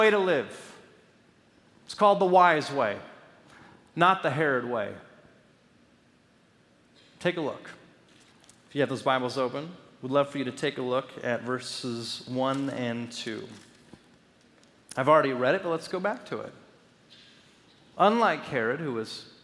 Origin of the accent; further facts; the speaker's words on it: Los Angeles, California, United States; growing up in Los Angeles